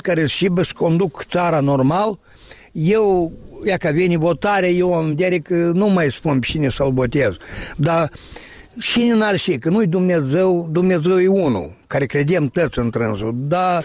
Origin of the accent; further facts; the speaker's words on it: Moldova; tăți din țara noastră moldovenească, care noi aici am crescut